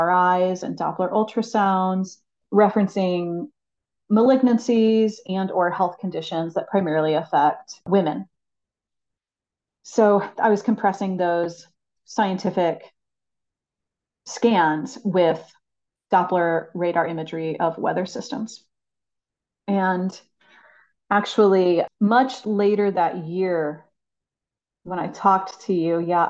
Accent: St. Louis, Missouri, United States; also born or lived in Abiquiu, New Mexico; I was born and raised here in St. Louis, and it's where I reside now

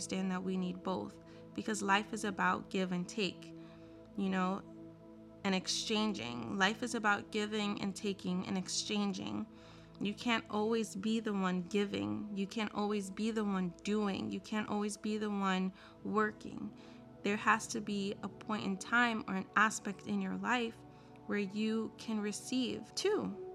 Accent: United States; growing up in America

